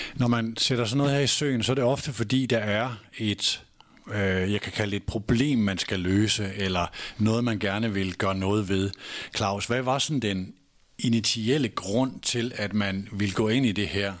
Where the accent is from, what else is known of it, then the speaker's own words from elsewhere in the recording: Nørresundby, North Denmark Region, Denmark; Jeg var højre bakke i Nubi hjemme i Nørre Sundby